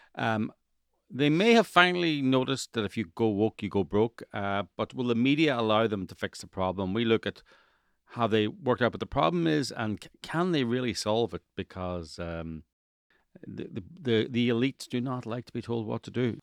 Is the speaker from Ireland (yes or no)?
yes; Ireland; now in Los Angeles, United States; I'm from Ireland